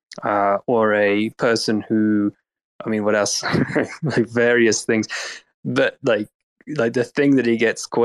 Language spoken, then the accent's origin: English; England, United Kingdom; we're both English